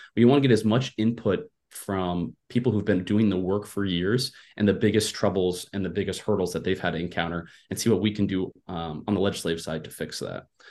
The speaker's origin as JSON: {"language": "English", "region": "Iowa", "country": "United States", "tie": "born or raised there", "said": "I was born and raised in Iowa"}